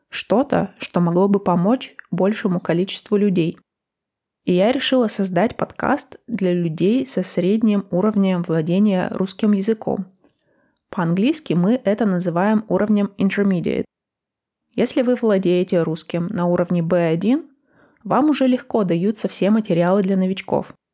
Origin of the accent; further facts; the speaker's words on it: Russia; first language Russian; also born or lived in United States; now in Copenhagen, Denmark; Даже в России мы сами его учим в школе с 1 по 11 классы